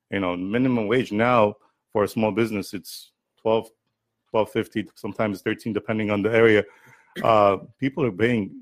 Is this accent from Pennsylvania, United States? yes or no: no; Fresno, California, United States; And, I think growing up in Fresno, not having as many Armenians around as we have here, that made me feel good of how, other nationalities treated us.